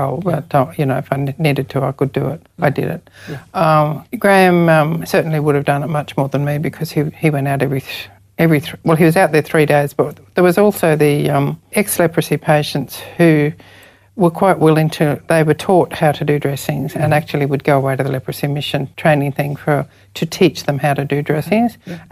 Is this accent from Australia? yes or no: yes; Ipswich, Queensland, Australia; moved away as an adult; also born or lived in India; now in Townsville, Australia; I came from Ipswich